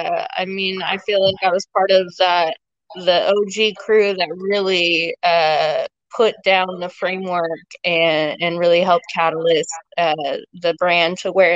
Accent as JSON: {"language": "English", "town": "Seattle", "region": "Washington", "country": "United States", "tie": "born or raised there", "said": "I'm born and raised in Seattle."}